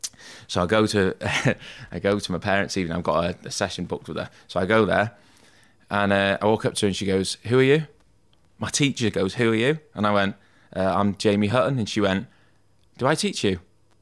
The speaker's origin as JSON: {"language": "English", "town": "Rhyl", "region": "Wales", "country": "United Kingdom", "tie": "born or raised there", "said": "Yeah, well, I'm from North Wales, which is probably about 45 minutes down the road from here. Lived in a place just outside of... Have you ever heard of Rhyl?"}